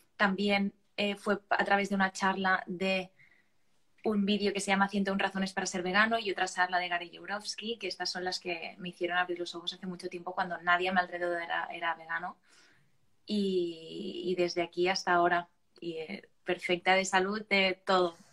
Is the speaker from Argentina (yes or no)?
no; Barcelona, Catalonia, Spain; soy de Barcelona y tengo 23 años